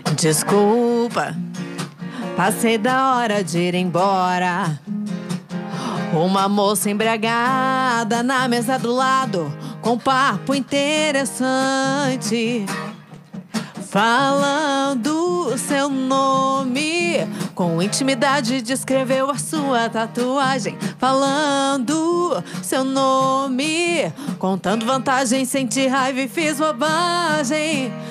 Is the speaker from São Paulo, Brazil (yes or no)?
no; Curitiba, Paraná, Brazil; also born or lived in Campo Grande, Mato Grosso do Sul; Curitibana. Sou de Curitiba. Morei um tempo em Campo Grande, mas voltei a Curitiba